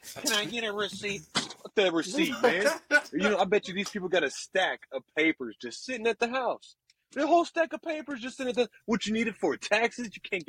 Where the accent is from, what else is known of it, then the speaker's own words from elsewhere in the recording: Kansas, United States; I was born in Kansas.